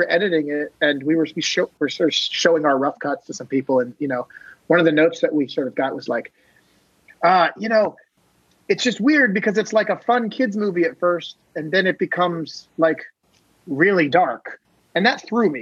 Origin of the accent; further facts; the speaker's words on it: Maine, United States; moved away; I grew up in this tiny town in Maine, near Canada on the ocean